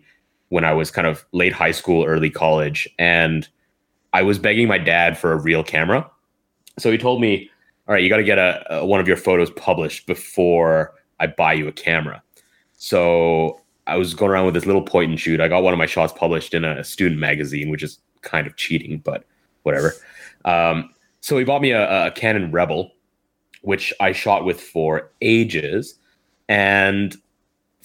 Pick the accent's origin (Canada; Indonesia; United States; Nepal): Canada; now in Hong Kong; I'm from Canada.